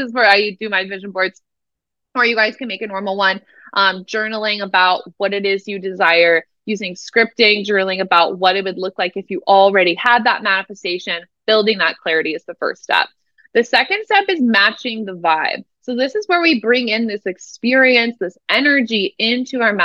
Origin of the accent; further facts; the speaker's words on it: Omaha, Nebraska, United States; moved away; also born or lived in Lincoln, Nebraska; I'm from Nebraska originally. I like grew up in Omaha, Nebraska.